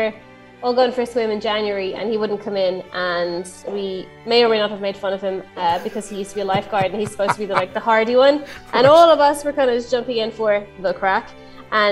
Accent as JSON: {"language": "English", "town": "Ballinasloe", "region": "Connacht", "country": "Ireland", "said": "we're from Bannisloe."}